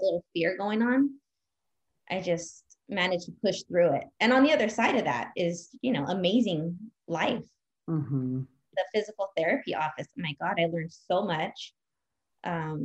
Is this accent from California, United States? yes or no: yes; Whittier, California, United States; moved away as an adult; also born or lived in upstate New York; I grew up in Whittier, California